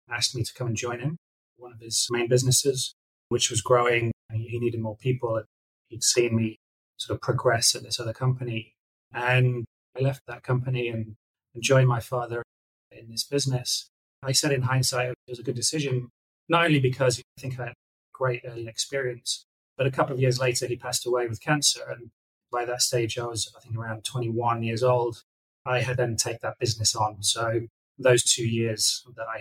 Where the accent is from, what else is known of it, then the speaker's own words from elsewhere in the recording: Nottingham, East Midlands, United Kingdom; moved away as an adult; I grew up in Nottingham in England, so I lived there for the first 30 years of my life.